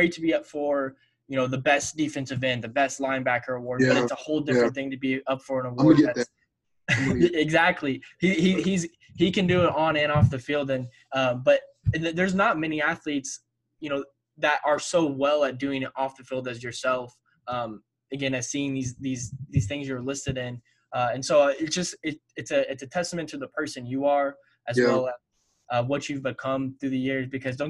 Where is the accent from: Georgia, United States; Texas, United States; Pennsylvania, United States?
Texas, United States; Coppell; moved away; me personally growing up in Coppell